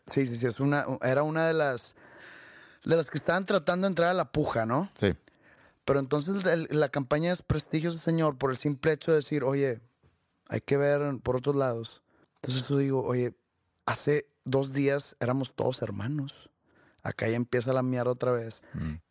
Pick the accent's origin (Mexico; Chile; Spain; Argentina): Mexico; moved away; como mexicanos